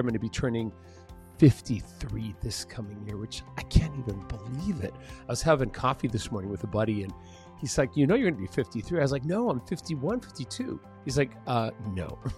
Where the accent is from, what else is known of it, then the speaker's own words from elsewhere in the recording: San Diego, California, United States; first language Spanish; English is a second language; also born or lived in Mexico City, Mexico; when I was a kid and I was living in San Diego